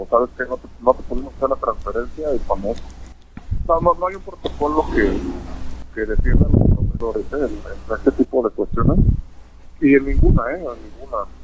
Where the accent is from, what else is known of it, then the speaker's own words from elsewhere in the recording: Mexico; Ah, porque somos mexicanos.